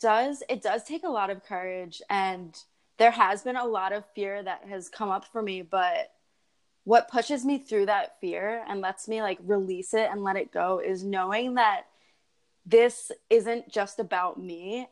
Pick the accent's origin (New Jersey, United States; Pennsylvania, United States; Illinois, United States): Pennsylvania, United States; Philadelphia; moved away as an adult; also born or lived in San Diego; I'm from Philadelphia. I went to Penn State for accounting. I spent 3 years here in Philadelphia.